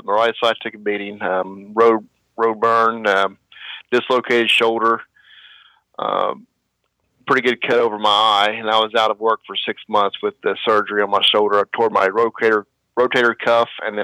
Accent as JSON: {"language": "English", "region": "Kentucky", "country": "United States", "tie": "born or raised there", "moved": "as an adult", "lives_now": "Ohio, United States", "said": "I was born in Ohio, but I was raised across the river in Kentucky. Went through high school in Kentucky"}